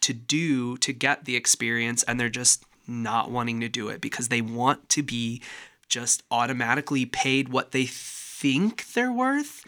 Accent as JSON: {"language": "English", "town": "Walcott", "region": "Iowa", "country": "United States", "also_born_or_lived": "Decorah, Iowa", "said": "they knew I was from Walcott"}